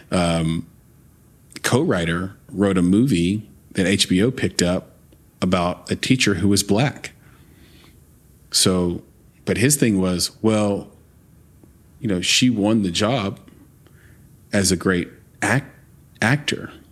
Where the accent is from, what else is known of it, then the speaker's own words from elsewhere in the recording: the South, United States; I grew up in the South, but I'm I grew up in the South as a biracial lesbian